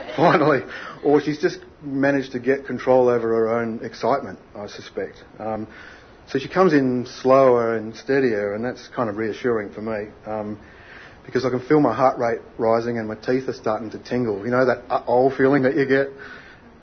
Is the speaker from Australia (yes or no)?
yes; Australia; I grew up in Australia's last whaling town.